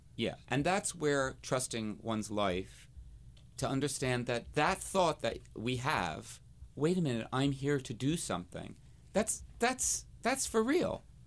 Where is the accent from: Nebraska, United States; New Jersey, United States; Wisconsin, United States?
New Jersey, United States; when I was a little queen growing up in New Jersey